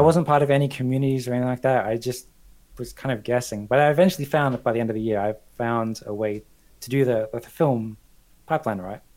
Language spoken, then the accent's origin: English; Australia; moved away as an adult; also born or lived in London; I'm Australian, but I also have like a British passport.